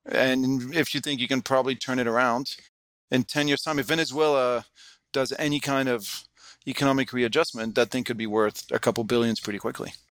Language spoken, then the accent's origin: English; France; moved away as an adult; also born or lived in United States / Hong Kong; I grew up in France, just when, you know, European Union was really getting going